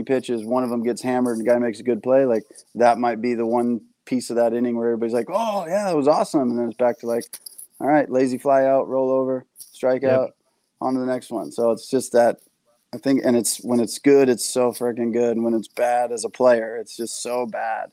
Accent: San Diego, California, United States; I'm from San Diego

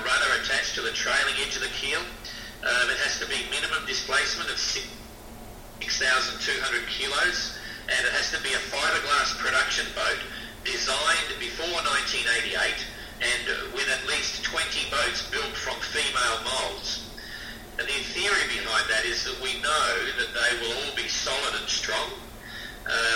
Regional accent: Adelaide, South Australia, Australia; moved away; also born or lived in Hobart, Australia / China / Tonga; I was born in Adelaide in South Australia, and I sailed away from there in about 1973, and I've never really returned.

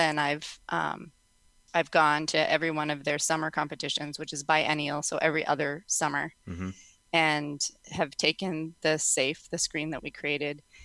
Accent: Minnesota, United States; now in South Dakota, United States; I'm a Minnesotan, but I live in South Dakota

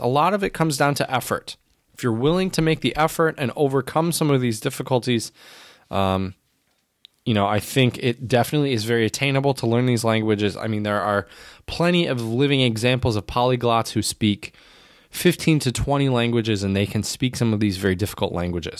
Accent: United States; as an American

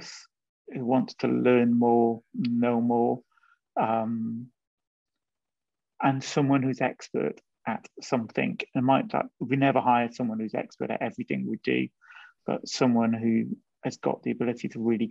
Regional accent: Wales, United Kingdom; moved away as an adult; also born or lived in Brighton / London; I grew up in Wales, grew up in quite a different environment

